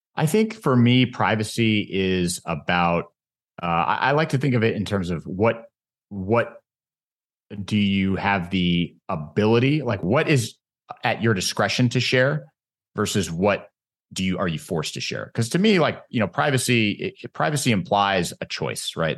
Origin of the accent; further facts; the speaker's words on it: United States; as an American